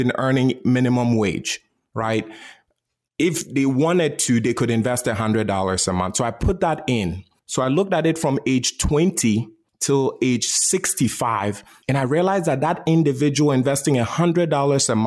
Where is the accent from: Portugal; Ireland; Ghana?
Ghana; I was born and raised in Ghana, West Africa.